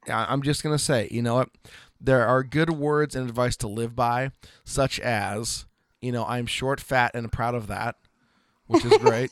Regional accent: Oregon, United States; from Oregon

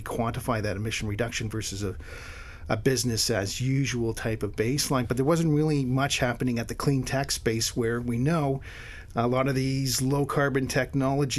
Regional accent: Hamilton, Ontario, Canada; also born or lived in Windsor, Ontario / Thunder Bay, Ontario; now in Ottawa, Canada; I was born in Hamilton, Ontario, which is halfway between Toronto and Niagara Falls

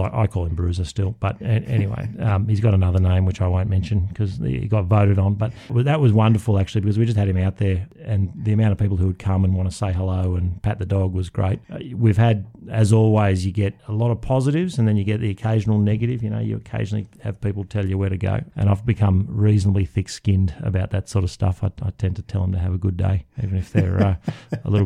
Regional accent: Canberra, Australian Capital Territory, Australia; growing up in Canberra

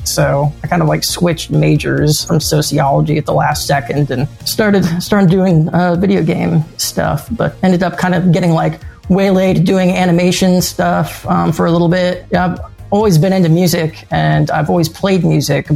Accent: Florida, United States; I grew up in Florida when I was in high school

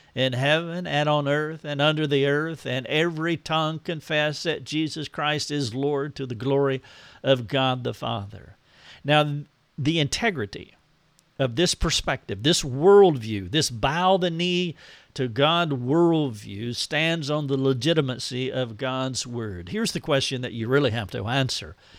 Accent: United States; I am an American

